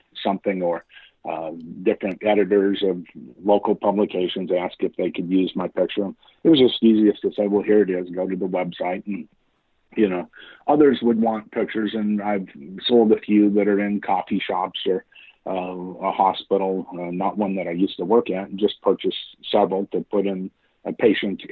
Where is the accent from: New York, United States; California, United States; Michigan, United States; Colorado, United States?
Colorado, United States; also born or lived in Tennessee / Oregon; now in Kansas City, United States; I grew up in Colorado